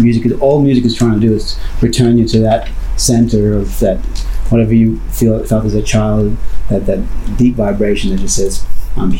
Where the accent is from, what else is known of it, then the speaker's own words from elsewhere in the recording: Brisbane, Queensland, Australia; moved away as an adult; now in San Diego, United States; that was my hometown.